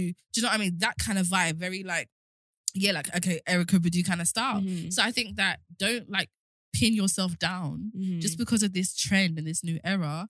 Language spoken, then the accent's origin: English; London, United Kingdom; if I'm from South London